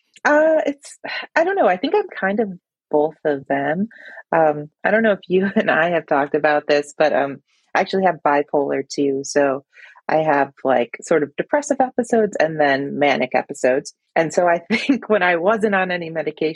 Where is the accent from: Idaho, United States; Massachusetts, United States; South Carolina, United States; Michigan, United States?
Michigan, United States; moved away as an adult; now in Boston, United States; I moved to Boston from Michigan